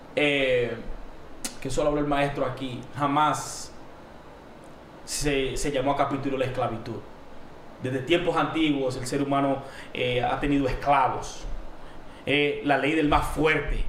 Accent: Dominican Republic; yo no soy colombiano, yo soy dominicano

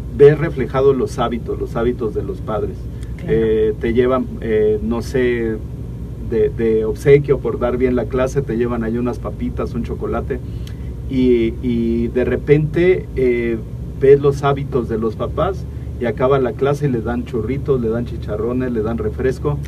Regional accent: Oaxaca, Mexico; nosotros que somos de Oaxaca

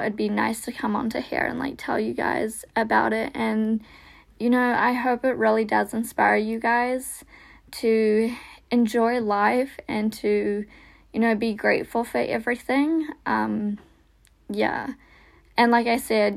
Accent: New Zealand; accent: American, Kiwi; also born or lived in Russia; after being adopted, I came to New Zealand

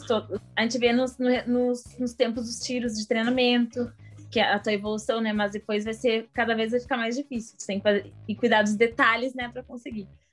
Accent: Quaraí, Rio Grande do Sul, Brazil; A minha avó também, ela tem uma rádio lá em Quaraí, ah, que, que é a minha cidade natal

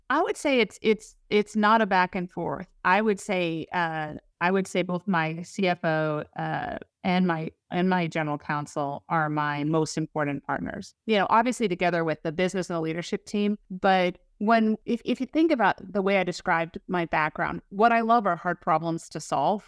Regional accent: Lake Winnipesaukee, New Hampshire, United States; moved away; also born or lived in Boston; I grew up in New Hampshire, up on, you know, Lake Onipasaki

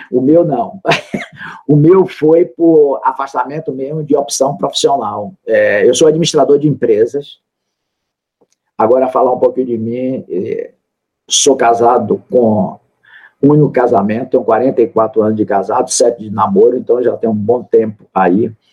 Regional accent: Salvador, Bahia, Brazil; Eu sou da Bahia, da terra da felicidade, de Salvador

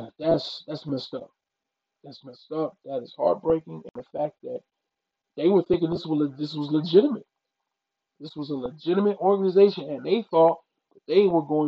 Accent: Mississippi, United States; I'm from the South, I'm from Mississippi

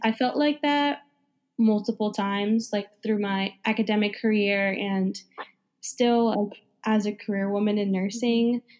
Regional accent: New Jersey, United States; now in New York City, United States; I'm from New Jersey

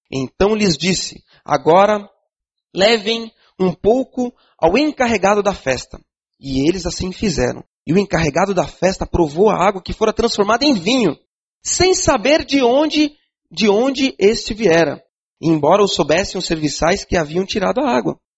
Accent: São Paulo, Brazil; É, aqui no, no, sul, eu sou de São Paulo, né?

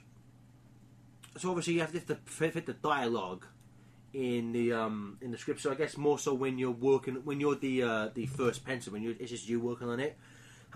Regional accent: England, United Kingdom; I'm English

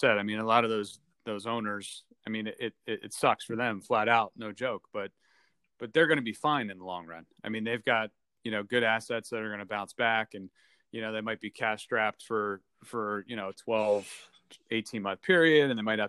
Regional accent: Northfield, New Jersey, United States; You grew up in Summers Point. I grew up in Northfield. We play soccer together.

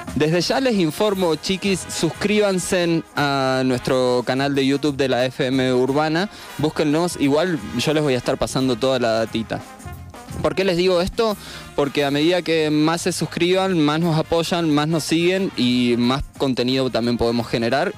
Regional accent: Argentina; Soy el primer argentino

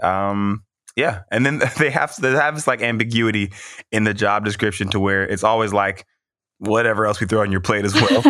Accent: Mississippi, United States; also born or lived in California; I moved to Mississippi, um, seventh grade

